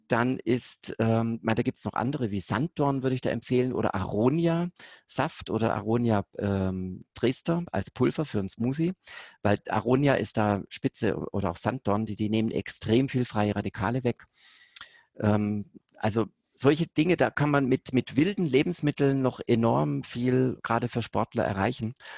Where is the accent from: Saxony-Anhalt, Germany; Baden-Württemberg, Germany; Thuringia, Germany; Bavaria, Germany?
Baden-Württemberg, Germany; Konstanz; Ich bin ja direkt bei Konstanz da an der Grenze aufgewachsen, zweitletztes deutsches Haus